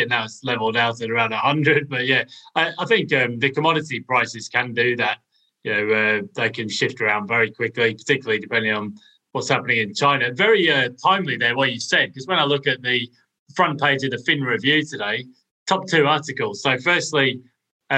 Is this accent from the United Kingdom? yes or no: yes; United Kingdom; I guess as a Brit